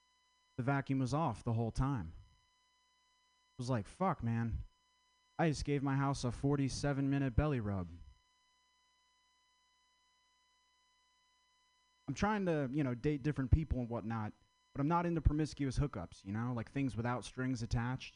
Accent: Vermont, United States; I'm from Vermont.

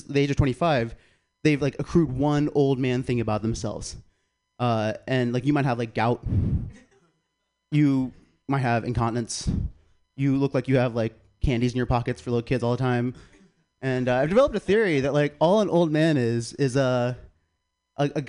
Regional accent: South Carolina, United States; moved away; I'm from South Carolina

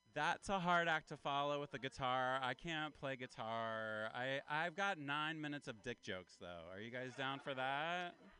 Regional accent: Appalachia, United States; now in California, United States; I'm from Appalachia. I'm kind of from the South. Uh, I'm an Appalachian man

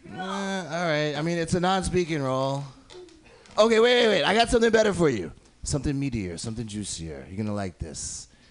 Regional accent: upstate New York, United States; I'm not from New York City, I'm from upstate.

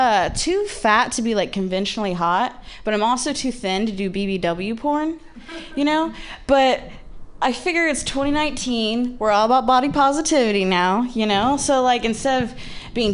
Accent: Midwest, United States; moved away as an adult; now in San Francisco, United States; I was raised by lesbians in the Midwest

